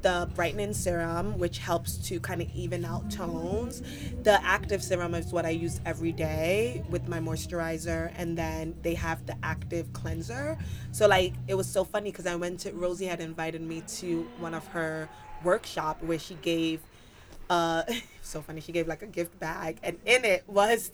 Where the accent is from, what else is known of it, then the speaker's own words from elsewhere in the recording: New York City, New York, United States; moved away as an adult; now in Los Angeles, United States; born and raised in the Bronx. A New York kid.